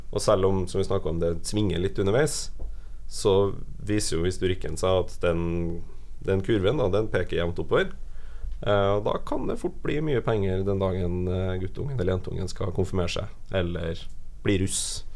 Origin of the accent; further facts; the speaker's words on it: Trøndelag, Norway; moved away; Nå er jeg fra Trøndelag